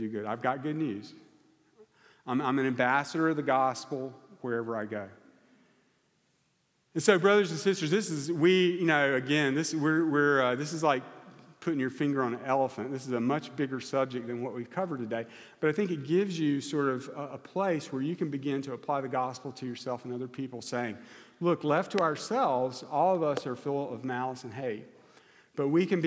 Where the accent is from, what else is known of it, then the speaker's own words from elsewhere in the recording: United States; I'm American